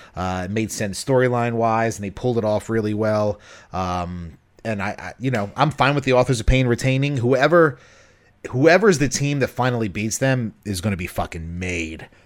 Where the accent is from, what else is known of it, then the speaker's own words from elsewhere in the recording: Baltimore, Maryland, United States; I'm born and raised in Baltimore